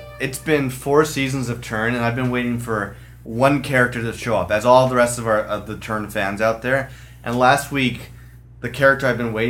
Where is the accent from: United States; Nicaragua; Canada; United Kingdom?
Canada